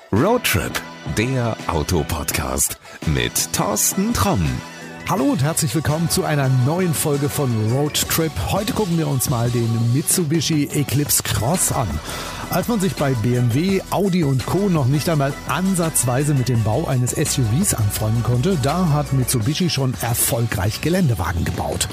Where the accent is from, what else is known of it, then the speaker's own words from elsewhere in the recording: Germany; bei uns in Deutschland